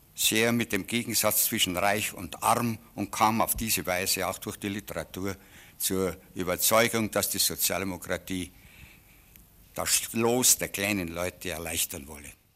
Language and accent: German; Burghausen, Bavaria, Germany; also born or lived in Munich; Ich bin ein geborener Münchner und bin auf dem Lande aufgewachsen, habe mein Gymnasium auf dem Lande, nämlich in Burghausen an der Salzach besucht